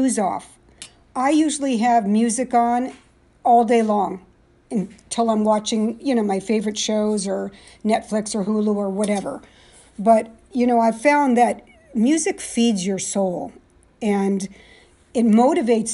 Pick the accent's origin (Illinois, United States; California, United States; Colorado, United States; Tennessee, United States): California, United States; San Jose; now in East Coast, United States; I was born and raised in San Jose, California.